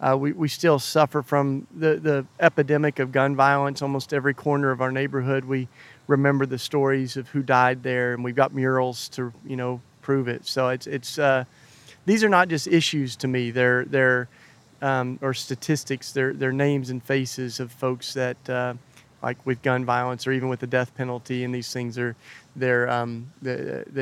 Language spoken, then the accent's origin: English; Maryville, Tennessee, United States; moved away; I grew up outside of Knoxville